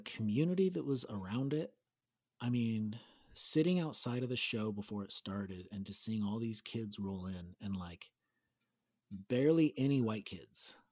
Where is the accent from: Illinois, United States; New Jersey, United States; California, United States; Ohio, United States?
California, United States; Gilroy; Aaron and I grew up in Gilroy